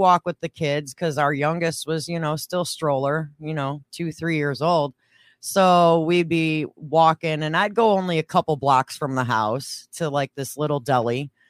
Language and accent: English; Schaumburg, Illinois, United States; growing up sheltered and basically just hanging around in Schaumburg.